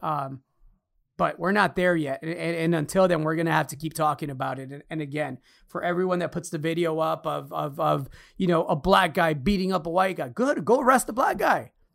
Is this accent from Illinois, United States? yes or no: yes; Chicago, Illinois, United States; moved away; also born or lived in Alaska / New York; I grew up in Chicago. I spent my childhood there